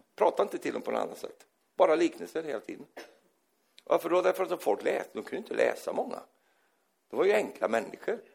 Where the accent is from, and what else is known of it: Sweden